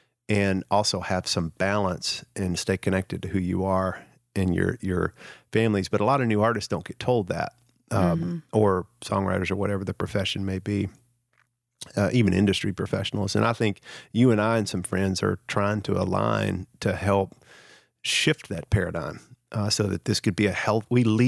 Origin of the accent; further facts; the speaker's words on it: the South, United States; particularly in the culture of the region I grew up in the South